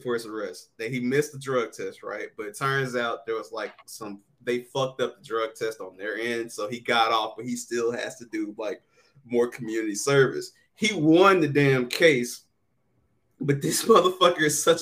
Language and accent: English; the South, United States; I'm from the South